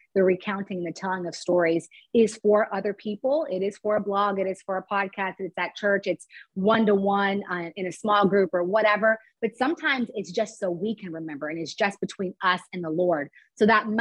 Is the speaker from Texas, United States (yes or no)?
yes; Dallas-Fort Worth area, Texas, United States; moved away as an adult; also born or lived in Cincinnati, Ohio; now in San Francisco, United States; I grew up in the Dallas-Fort Worth area in Texas, and I grew up in a suburb where it was very few people of color